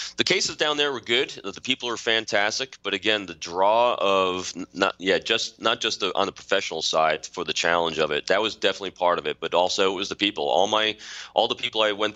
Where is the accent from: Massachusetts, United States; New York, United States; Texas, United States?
New York, United States; Putnam County; moved away as an adult; also born or lived in Manhattan, New York / Virginia Beach, Virginia; I was born in Manhattan, grew up in Putnam County. I'm a local guy.